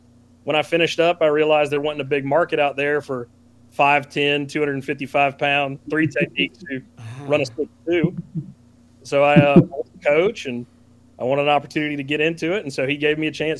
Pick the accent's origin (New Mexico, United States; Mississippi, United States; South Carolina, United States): South Carolina, United States; Columbia; I grew up in Columbia. I went to Hammond School